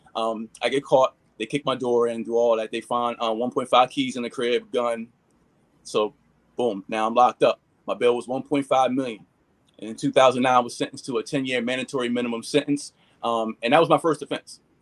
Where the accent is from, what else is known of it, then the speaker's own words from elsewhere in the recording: Philadelphia, Pennsylvania, United States; we moved from North Philly when I was young to the Northeast. Um, so pretty much that's where I grew up at was in the uh, far Northeast